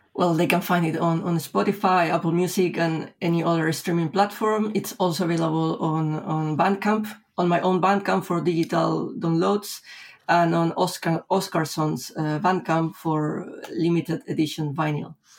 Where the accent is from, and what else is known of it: Lima, Peru; born or raised there; moved away as an adult; now in Spain